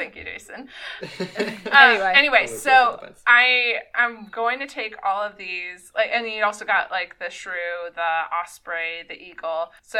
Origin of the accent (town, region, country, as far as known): United States